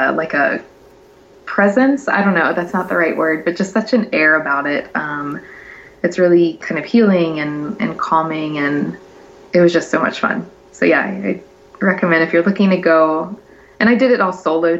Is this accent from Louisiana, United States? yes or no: yes; Louisiana, United States; moved away; I'm from Louisiana